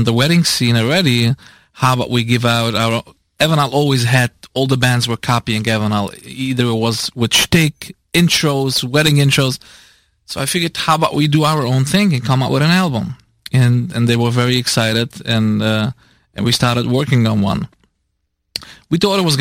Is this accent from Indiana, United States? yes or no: no; New York City, New York, United States; From Williamsburg